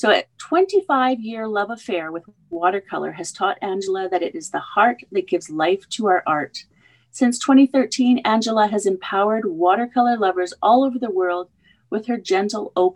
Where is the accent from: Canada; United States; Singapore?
Canada; I'm another Canadian